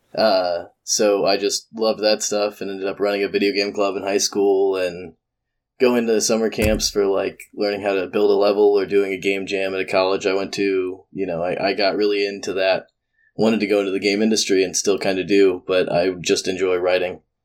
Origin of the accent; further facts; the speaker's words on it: Georgia, United States; I'm from Georgia